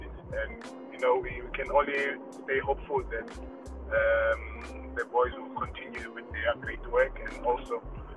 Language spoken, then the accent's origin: English; Cape Town, Western Cape, South Africa; growing up in Khayelitsha